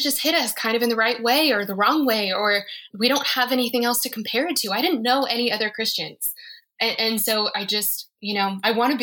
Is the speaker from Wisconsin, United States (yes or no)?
no; Colorado, United States; I'm from Colorado